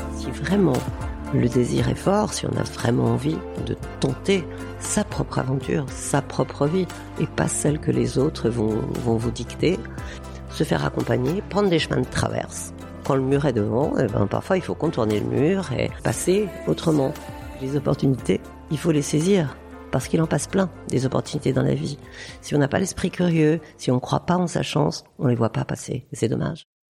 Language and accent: French; Burgundy, Bourgogne-Franche-Comté, France; je suis née en Bourgogne avec une une vie avec des frères et sœurs euh, très proches de la nature